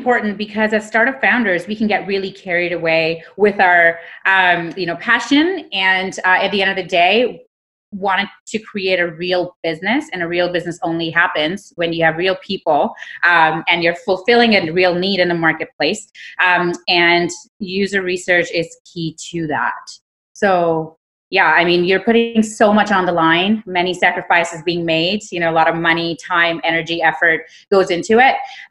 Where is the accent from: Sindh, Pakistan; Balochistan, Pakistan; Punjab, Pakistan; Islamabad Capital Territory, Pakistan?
Sindh, Pakistan; Karachi; So I grew up in Karachi, Pakistan, and, you know, just growing up